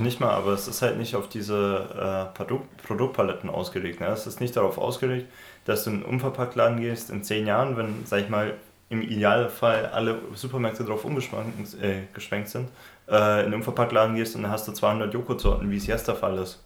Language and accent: German; Regensburg, Bavaria, Germany; now in Dresden, Germany; Regensburg in meiner Heimatstadt